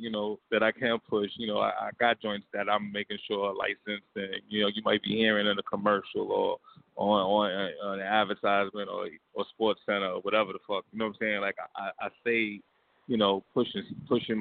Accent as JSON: {"language": "English", "town": "New York City", "region": "New York", "country": "United States", "said": "I'm from Queens"}